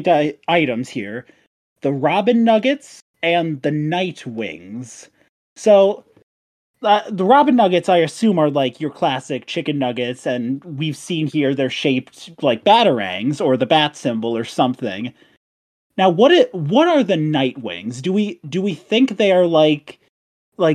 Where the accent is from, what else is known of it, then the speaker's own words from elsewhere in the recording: Midwest, United States; I'm from the Midwest and we don't have those here